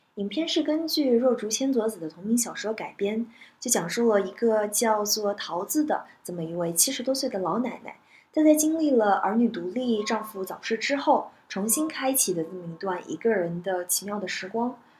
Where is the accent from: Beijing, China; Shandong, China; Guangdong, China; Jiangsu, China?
Jiangsu, China; moved away; 我是江苏人嘛，所以我其实从小的生活环境就是跟家人一直都是说方言的，只有在学校里面是说普通话